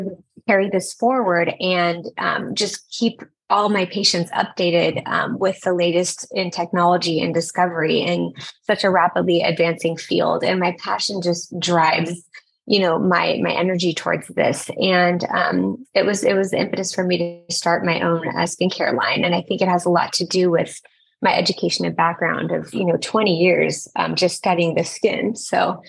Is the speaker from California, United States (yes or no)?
yes; Orange County, California, United States; I moved back to my hometown of Orange County and started my own practice.